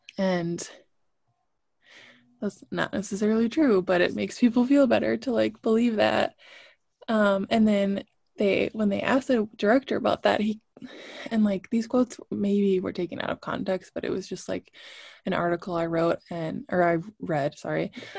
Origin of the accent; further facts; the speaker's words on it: Brooklyn, New York, United States; I grew up in Brooklyn. I walked to school with people of all shapes and sizes and colors